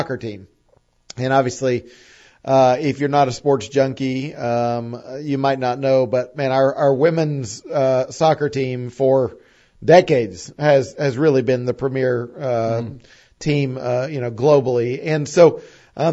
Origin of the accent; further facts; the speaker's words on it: East Tennessee, United States; also born or lived in Nashville; growing up in East Tennessee